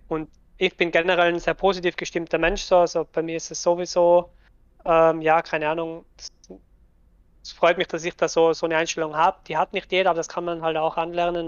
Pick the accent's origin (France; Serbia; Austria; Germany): Austria; Tyrol; accent: Tyrolean; Ich bin aus Österreich, sprich eigentlich einen tirolerischen Dialekt